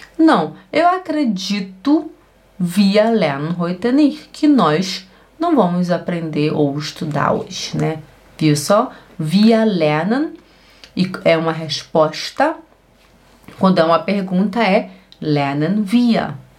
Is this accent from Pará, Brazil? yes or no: yes; Belém, Pará, Brazil; da onde eu venho, lá de Belém do Pará